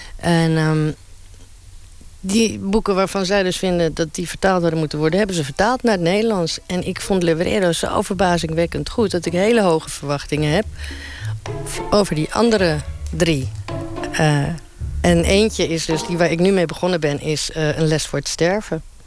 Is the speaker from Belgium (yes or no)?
no; Uruguay; now in Netherlands; ik kom dus uit Uruguay